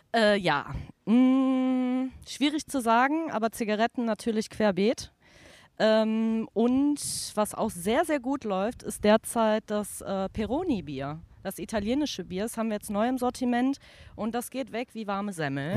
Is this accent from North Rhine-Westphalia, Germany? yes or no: yes; Cologne, North Rhine-Westphalia, Germany; komme ursprünglich aus dem Belgischen mhm. und bin hier groß geworden